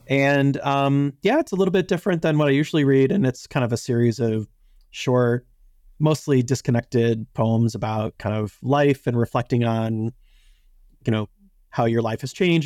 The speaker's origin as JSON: {"language": "English", "town": "Chicago", "region": "Illinois", "country": "United States", "tie": "born or raised there", "said": "I grew up in Chicago, and I was a child when, uh, Michael Jordan was at his peak"}